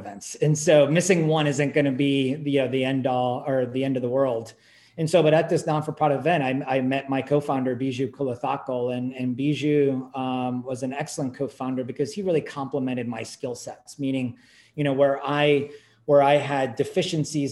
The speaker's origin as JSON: {"language": "English", "area": "Silicon Valley", "region": "California", "country": "United States", "tie": "born or raised there", "said": "I grew up in Silicon Valley"}